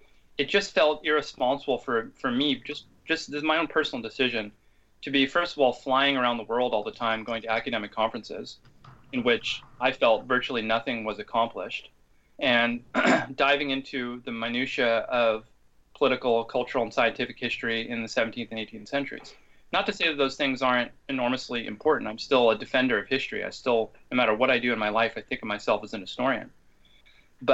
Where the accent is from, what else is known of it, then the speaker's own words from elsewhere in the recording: Seattle, Washington, United States; my hometown of Seattle, Washington